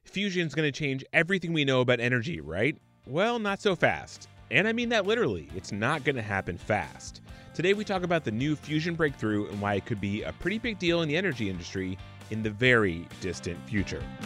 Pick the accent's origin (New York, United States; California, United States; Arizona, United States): Arizona, United States; Tucson; I grew up in Tucson, Arizona